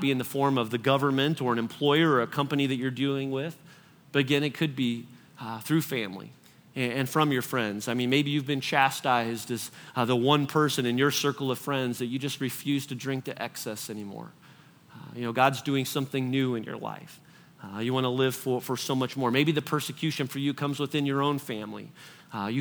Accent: United States; American Christians

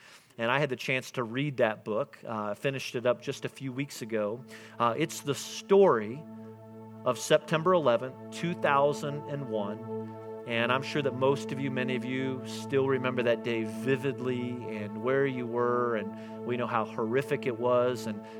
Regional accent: Newfoundland and Labrador, Canada; See, I learned that there's something about saying that I'm a Newfoundlander, which is really difficult to say, but there's pride and there's mission and there's purpose in that.

